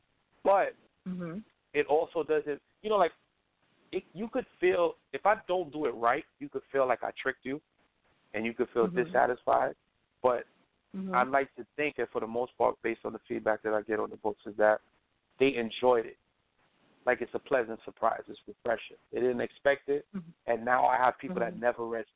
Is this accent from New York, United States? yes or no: yes; New York City, New York, United States; I grew up in Brooklyn